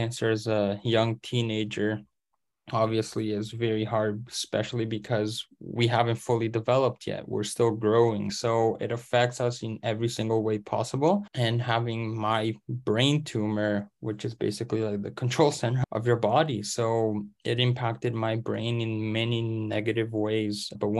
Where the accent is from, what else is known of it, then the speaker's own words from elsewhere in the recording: Canada; English is a second language; moved away; So especially just because I came from Canada, I didn't know English and I had to go through that entire process first.